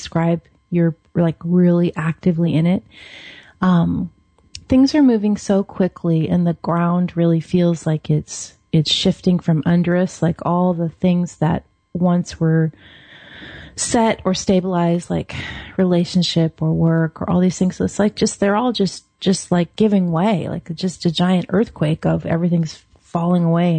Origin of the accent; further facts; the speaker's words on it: Seattle, Washington, United States; moved away as an adult; now in Oregon, United States; I grew up in Seattle. I live in Oregon now